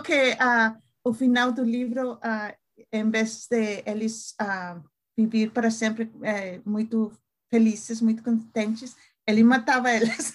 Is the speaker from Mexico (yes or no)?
yes; Mexico; Portuguese is a second language; moved away as an adult; now in Minnesota, United States; eu sou mexicana, uhum. uh, mas uh, moro em Minnesota há alguns anos.